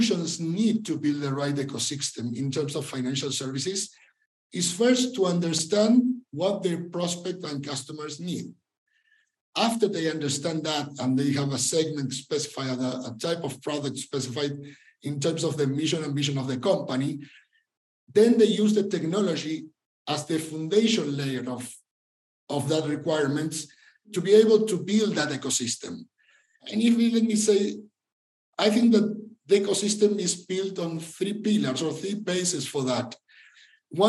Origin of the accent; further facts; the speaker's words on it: Argentina; moved away as an adult; now in Mexico; I'm from Argentina originally, but I've been living in Mexico since 2011